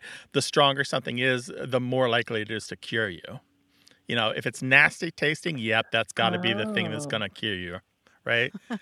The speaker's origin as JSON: {"language": "English", "region": "Missouri", "country": "United States", "said": "Missouri, where I'm from"}